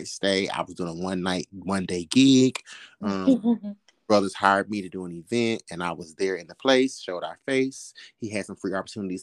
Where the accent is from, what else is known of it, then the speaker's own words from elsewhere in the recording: Arkansas, United States; moved away; I'm from Arkansas, country boy at heart, where we had chicken and goats in our backyard.